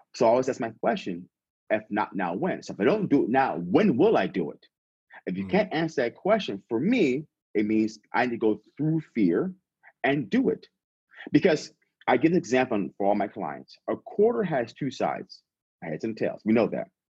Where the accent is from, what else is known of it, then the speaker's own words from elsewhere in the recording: San Diego, California, United States; also born or lived in Las Vegas / Silicon Valley; I'm born and raised in California. I'm from San Diego originally